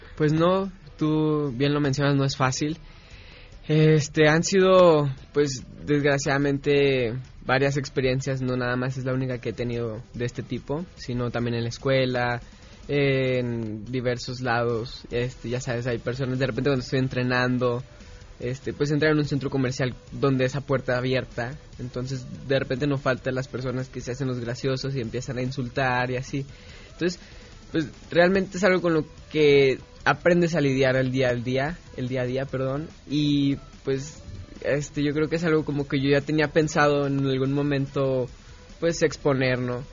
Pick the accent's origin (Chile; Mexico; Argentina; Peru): Mexico; Guadalajara, Jalisco; Sí, nací en Guadalajara